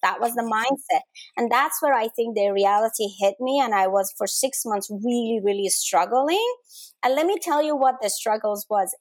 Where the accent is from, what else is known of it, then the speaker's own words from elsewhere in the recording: Denmark; moved away; I grew up in Denmark